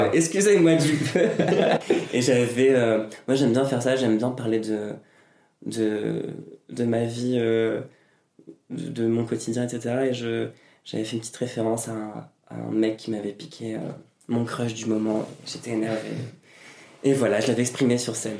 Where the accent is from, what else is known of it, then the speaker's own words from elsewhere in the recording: Normandy, France; moved away as an adult; also born or lived in Caen / Texas; now in Paris, France; Je viens de Normandie